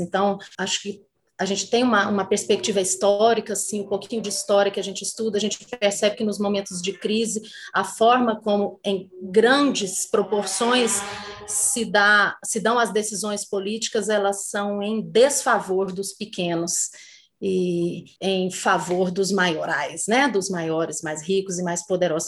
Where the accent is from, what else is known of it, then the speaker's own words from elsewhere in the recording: Brazil; Sendo brasileira